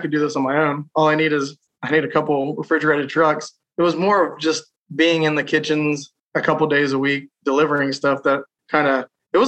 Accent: south of Columbus, Ohio, United States; Just south of Columbus.

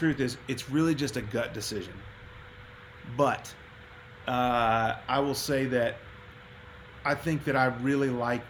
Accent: Texas, United States; moved away as an adult; also born or lived in Nashville; growing up in Texas

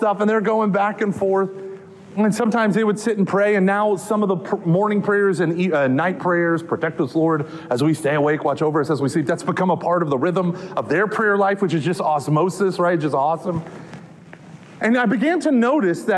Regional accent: Texas, United States; I'm from Texas

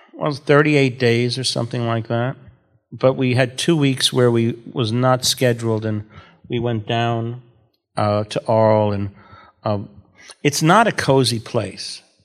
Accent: New York City, New York, United States; I'm from Brooklyn

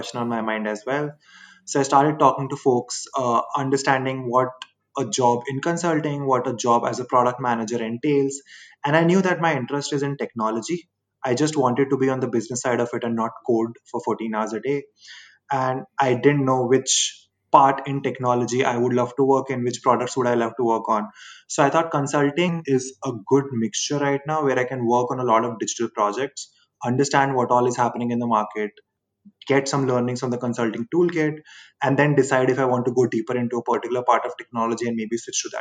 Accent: India; moved away as an adult; now in United States; I'm originally from India

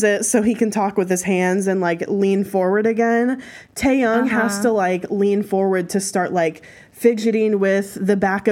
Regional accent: United States; We're American

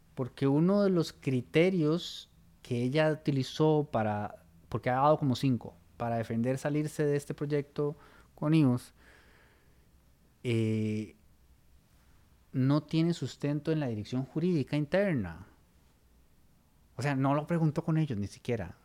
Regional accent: Costa Rica; como costarricenses

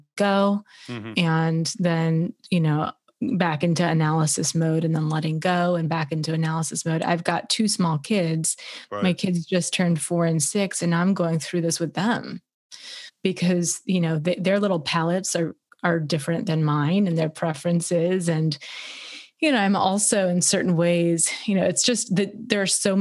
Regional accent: Los Angeles, California, United States; as a woman growing up in Los Angeles

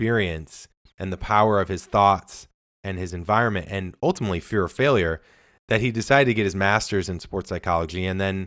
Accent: Midwest, United States; now in California, United States; I'm from the Midwest

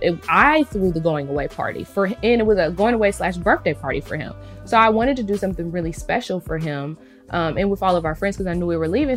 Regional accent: United States; growing up in America

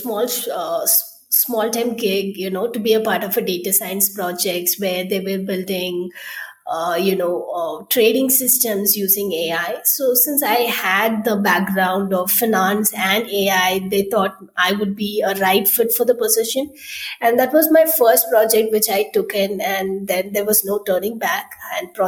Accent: Chennai, Tamil Nadu, India; I'm from Chennai. I did my schooling, engineering, and all my early years were spent there.

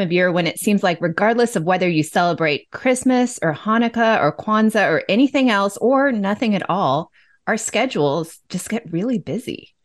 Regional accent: Los Angeles, California, United States; moved away as an adult; also born or lived in New York; I grew up in Los Angeles

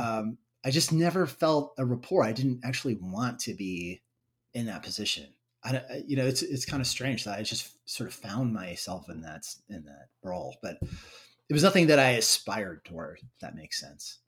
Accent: United States; my hometown, Waukee

